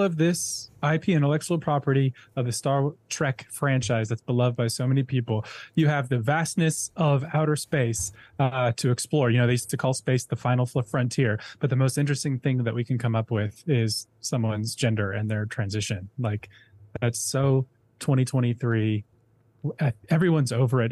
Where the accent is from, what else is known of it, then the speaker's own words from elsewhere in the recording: Minnesota, United States; I'm from Minnesota, so there's a bunch of Scandinavians up there